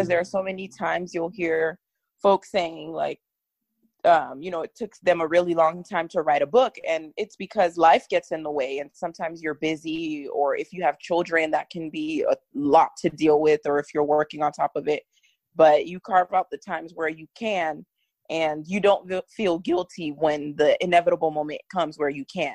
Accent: Miami, Florida, United States; we're from Miami. So, you know, where Trayvon Martin went to school, it was our home school

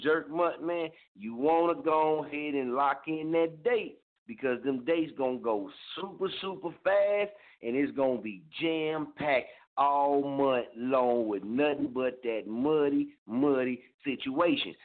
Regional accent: Muskogee, Oklahoma, United States; born or raised there

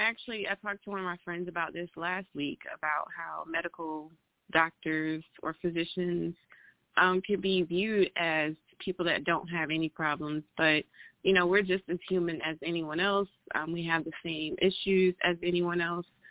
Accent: Atlanta, Georgia, United States; I am from Atlanta

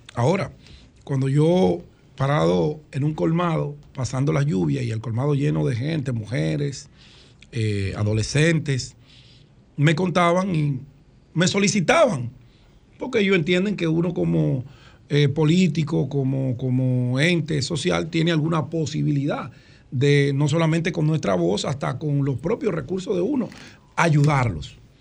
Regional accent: Dominican Republic; nosotros como ciudadanos dominicanos

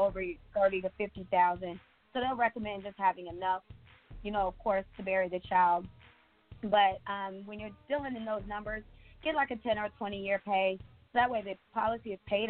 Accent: Michigan, United States; moved away; I'm from Michigan, so of course I have to go back there and help my people too

